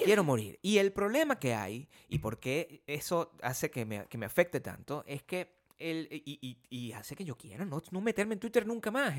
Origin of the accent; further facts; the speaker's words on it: Venezuela; now in United States; el país de donde yo vengo